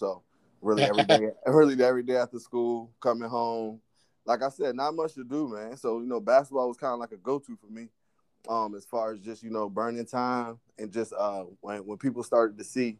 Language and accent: English; Whaleyville, Maryland, United States; also born or lived in Chester, Pennsylvania; I'm currently 35 years old. I'm from Whaleyville, Maryland. I graduated from Stephen Decatur High School in 2004. You know, growing up in Whaleyville, you know, not much to do back there. really a country boy.